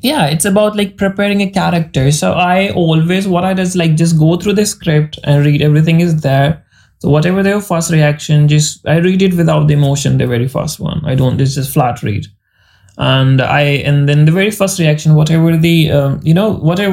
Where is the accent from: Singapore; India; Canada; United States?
India; accent: Indian English; we have different accent because we all Indian